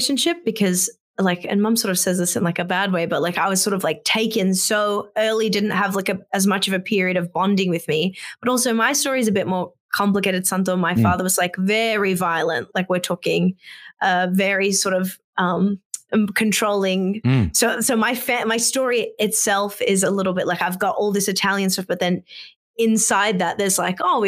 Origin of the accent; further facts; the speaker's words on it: Australia; I grew up in Cogra Bay with my nonna